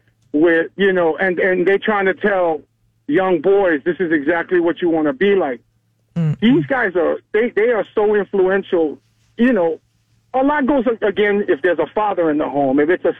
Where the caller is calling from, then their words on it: Pensacola, Florida, United States; I'm calling you from Pensacola, Florida.